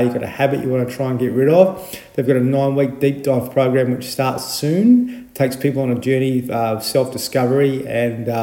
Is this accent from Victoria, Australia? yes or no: yes; Horsham, Victoria, Australia; where I was brought up in Victoria in Horsham